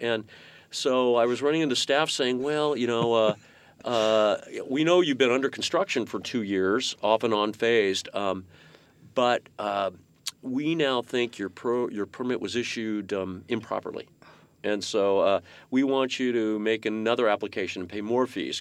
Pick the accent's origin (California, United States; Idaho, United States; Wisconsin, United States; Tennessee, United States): California, United States; Menlo Park; I grew up in Menlo Park